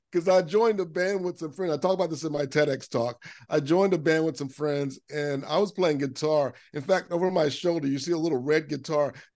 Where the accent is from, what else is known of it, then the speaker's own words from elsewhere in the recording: Lakeland, Florida, United States; I grew up in Central Florida, in Lakeland, Florida